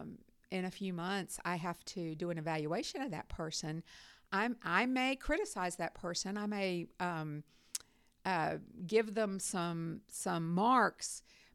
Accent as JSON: {"language": "English", "region": "North Carolina", "country": "United States", "tie": "born or raised there", "also_born_or_lived": "Iowa", "moved": "as an adult", "lives_now": "Auburn, United States", "said": "I'm from North Carolina originally, is where I was raised."}